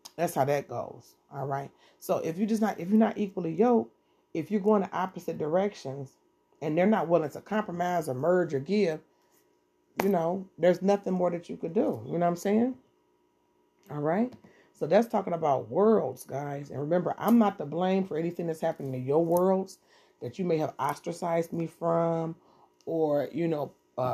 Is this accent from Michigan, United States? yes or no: yes; Detroit, Michigan, United States; I'm from Detroit, 7 Mile, Eastside